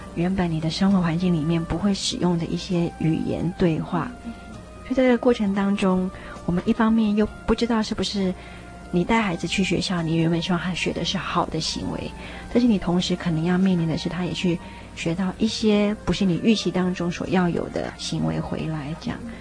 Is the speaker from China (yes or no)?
no; Taiwan; 我们是六十年代出生的人， 长大之后，你要竞争的人，就是在台湾长大的这些人